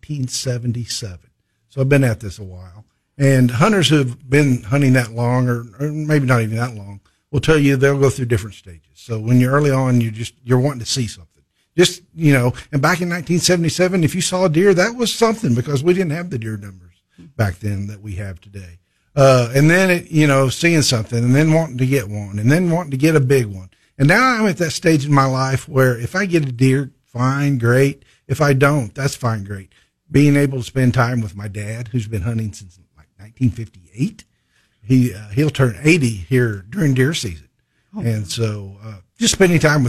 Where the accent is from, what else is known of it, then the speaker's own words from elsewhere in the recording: Barry County, Missouri, United States; I grew up in Berry County, real close to the Arkansas state line